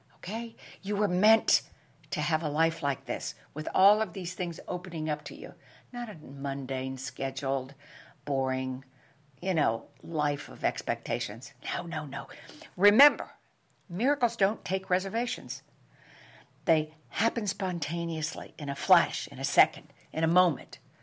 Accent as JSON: {"language": "English", "region": "New York", "country": "United States", "moved": "yes", "said": "I am from New York"}